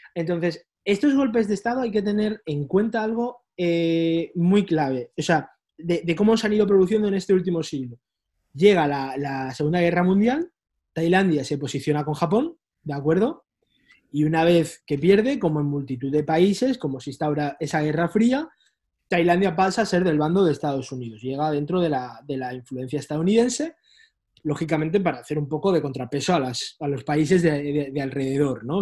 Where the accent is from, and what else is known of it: Spain; moved away as an adult; now in Brussels, Belgium